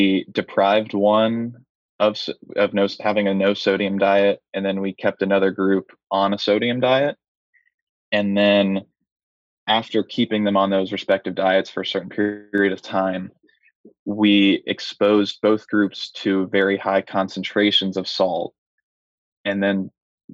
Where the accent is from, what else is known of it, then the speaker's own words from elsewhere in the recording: Gainesville, Florida, United States; moved away; go back to Gainesville and play in my hometown in front of my family